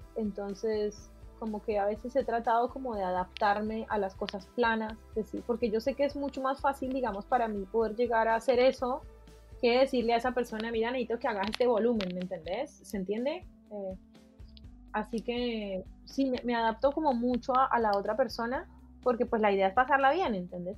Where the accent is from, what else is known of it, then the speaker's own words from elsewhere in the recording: Cali, Valle del Cauca, Colombia; moved away as an adult; yo eh, nací en Cali, Colombia, estudié en la Escuela de Bellas Artes